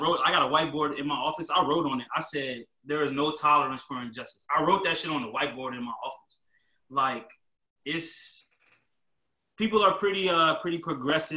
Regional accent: Virginia, United States; being from Virginia

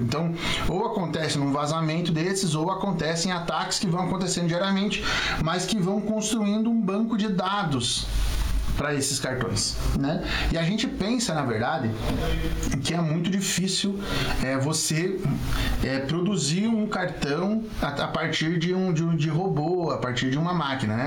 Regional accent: Chapecó, Santa Catarina, Brazil; eu sou de Chapecó

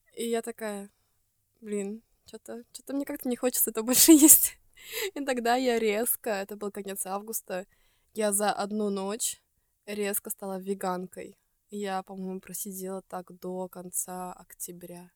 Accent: Estonia; из Эстонии

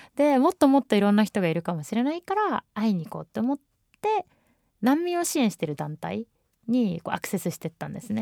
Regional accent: Japan; 日本で生まれ育って日本のパスポートが強いと思ってる自分

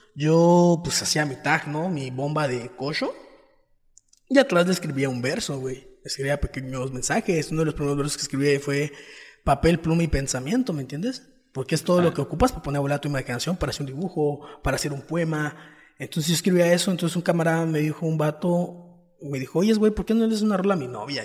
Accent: Playa del Carmen, Quintana Roo, Mexico; soy quintanarroense, nací en Playa de Carmen

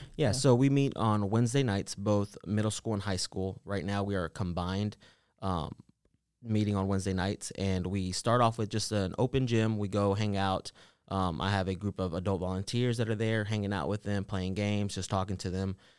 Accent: Nashville, Tennessee, United States; also born or lived in Los Angeles, California / El Salvador (ancestry); we moved to Nashville when I was around two years old, so I've been pretty much raised in Antioch my whole entire life.

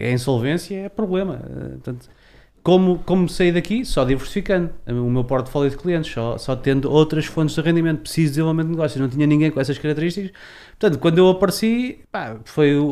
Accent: Leiria, Centro, Portugal; como leiriense

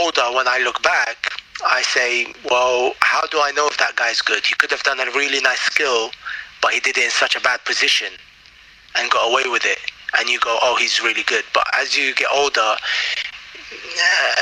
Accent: London, United Kingdom; also born or lived in Baghdad, Iraq; in your own sort of natural habitat where I grew up, like London.

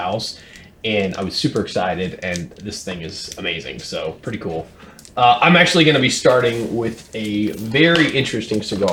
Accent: Indiana, United States; We're from Indiana, kind of a special place in our hearts

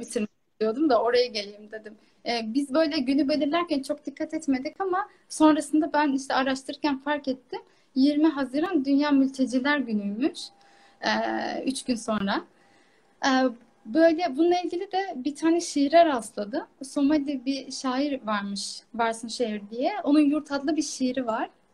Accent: Kars, Kars Province, Turkey; Karslı olarak yani hayatım boyunca Karslıyım

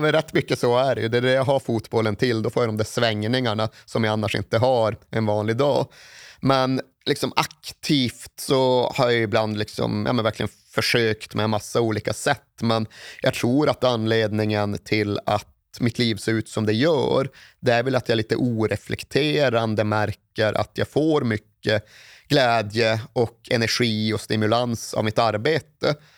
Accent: Malmberget, Norrbotten County, Sweden; now in Stockholm, Sweden; uppe i norra Norrland där jag kommer ifrån

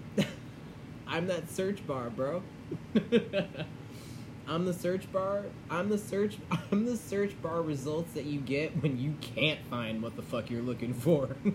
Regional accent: Chicago, Illinois, United States; I was born in Chicago

